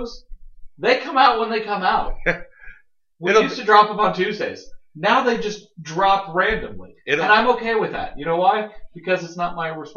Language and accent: English; Oxnard, California, United States; moved away; I grew up in Oxnard